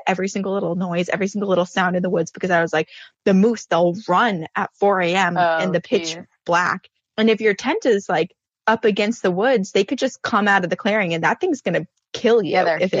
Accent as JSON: {"language": "English", "region": "Vermont", "country": "United States", "tie": "born or raised there", "said": "growing up in Vermont"}